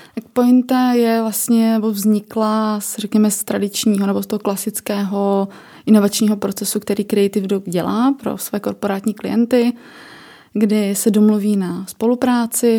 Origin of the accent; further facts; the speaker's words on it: Ostrava, Moravian-Silesian Region, Czechia; jsem z Ostravy